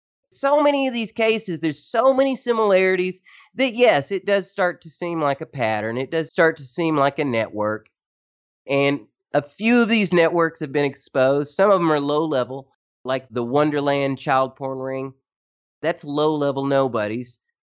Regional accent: Tennessee, United States; moved away as an adult; now in Philippines; I am from Tennessee.

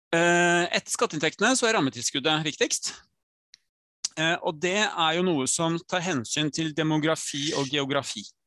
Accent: Skien, Telemark, Norway; moved away; also born or lived in Nesodden; født og oppvokst i Skien

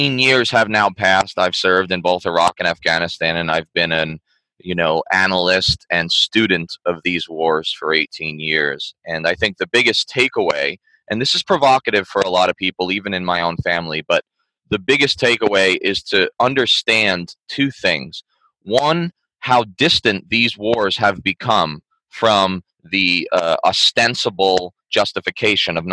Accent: New York City, New York, United States; I'm from New York City, from a blue-collar neighborhood on Staten Island.

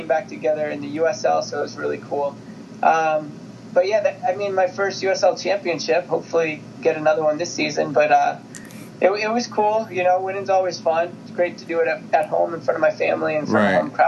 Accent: Massachusetts, United States; moved away as an adult; now in Colorado, United States; I grew up in Massachusetts

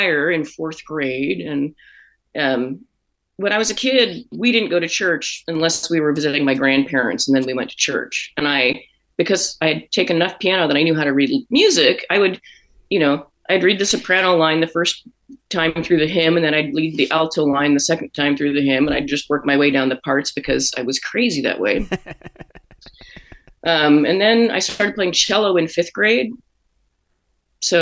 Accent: Seattle, Washington, United States; I am a Seattle native

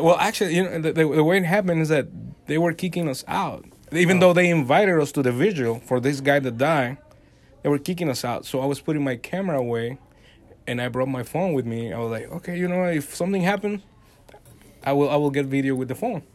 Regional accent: Veracruz, Mexico; English is a second language; moved away as an adult; also born or lived in Mexico City, Mexico; now in Dallas, United States; I actually live in Veracruz, where it's like the coast uh-huh. of uh, the Gulf of Mexico, and we, I, we used to play uh, soccer there and baseball and all

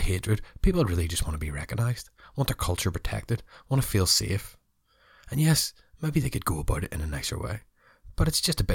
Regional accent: Northern Ireland, United Kingdom; I am an Ulsterman, a Northern Irishman, but also an Irishman and a Brit.

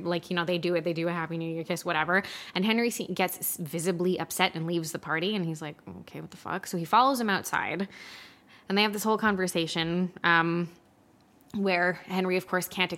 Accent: Canada; We're Canadian

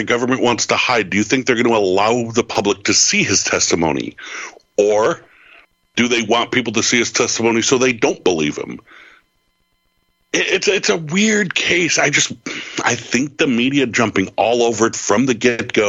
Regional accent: New York, United States; I'm a New Yorker

